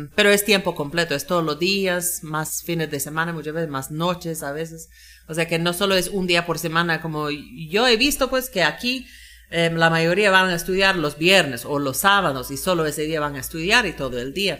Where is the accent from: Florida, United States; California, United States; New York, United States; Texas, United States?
Florida, United States; Spanish is a second language; moved away as an adult; also born or lived in Georgia, United States; now in Monjas, Guatemala; Yo nací en Florida, Florida de los Estados Unidos y ahí vivía la mayoría de mi vida